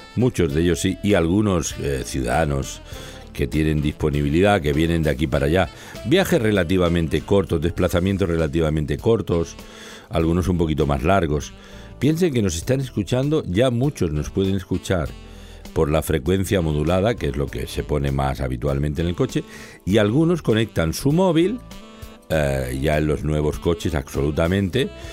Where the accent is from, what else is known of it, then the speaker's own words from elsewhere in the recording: Barcelona, Catalonia, Spain; en el corazón de Barcelona, donde yo nací